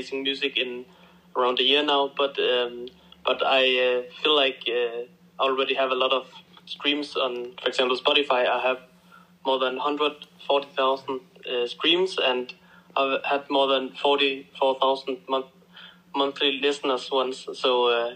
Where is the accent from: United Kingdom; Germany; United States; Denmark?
Denmark; I come from Denmark